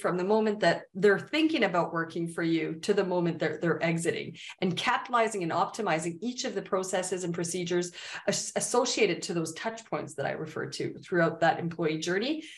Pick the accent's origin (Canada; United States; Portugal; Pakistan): Canada; I'm Canadian